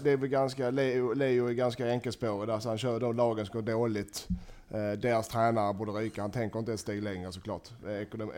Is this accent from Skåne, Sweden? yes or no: no; Gothenburg, Västra Götaland, Sweden; jag är från Göteborg